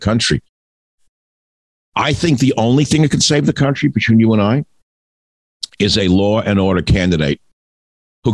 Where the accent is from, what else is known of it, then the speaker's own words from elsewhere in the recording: New York, United States; the son of an antique dealer on the Lower East Side